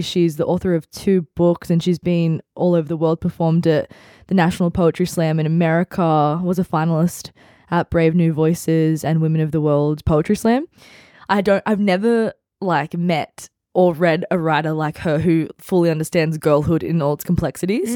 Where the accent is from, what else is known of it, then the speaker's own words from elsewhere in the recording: Central Coast, New South Wales, Australia; I grew up on the Central Coast. I went to school on the Central Coast